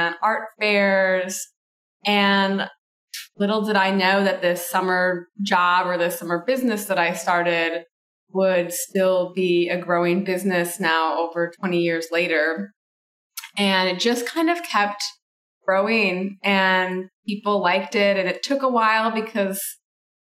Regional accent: Michigan, United States; I grew up in Michigan and my family kind of originated from Italy.

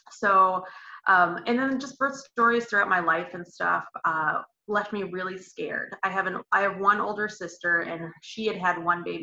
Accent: Elkhart, Indiana, United States; I'm from Elkhart, Indiana. It's about 45 minutes from Notre Dame or so

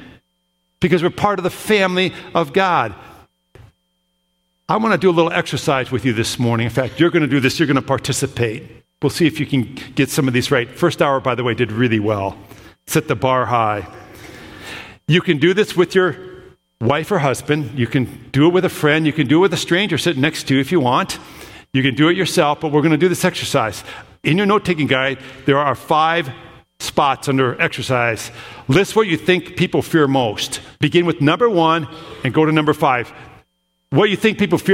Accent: Minnesota, United States; I grew up in Minnesota.

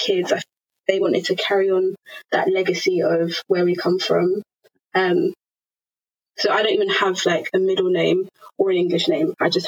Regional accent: Zambia; But to put a label on it, yeah, Zambia is where I'm from.

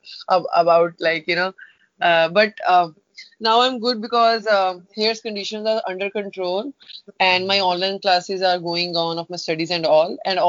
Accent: Punjab, India; moved away as an adult; Yeah, I'm in Punjab. So now I'm staying at my hometown.

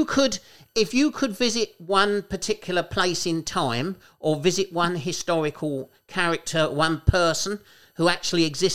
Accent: Kent, South East England, United Kingdom; People think I'm from London, but I'm not from London. I'm from Kent

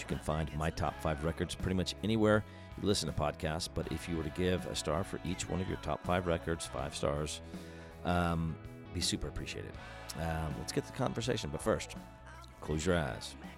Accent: Austin, Texas, United States; based out of my hometown of Austin, Texas

